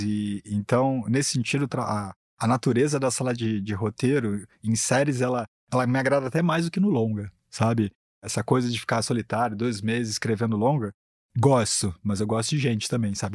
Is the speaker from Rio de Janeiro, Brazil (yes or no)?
yes; Rio de Janeiro, Brazil; sou carioca